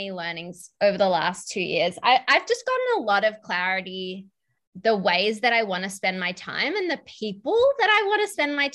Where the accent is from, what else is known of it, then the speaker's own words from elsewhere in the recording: Melbourne, Victoria, Australia; Stef and I, Stef and I grew up in Melbourne.